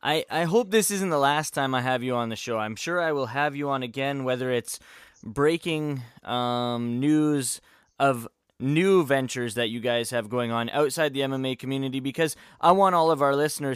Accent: Canada; Funny, we're all Canadian.

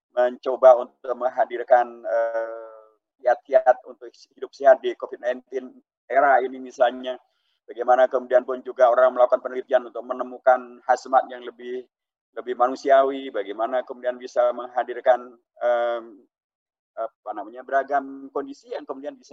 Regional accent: Klaten, Central Java, Indonesia; karena kita memiliki bagian daripada Klaten uh, kota yang uh, kita berasal dari Klaten itu.

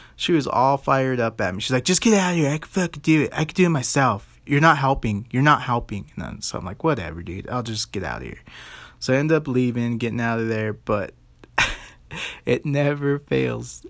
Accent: United States

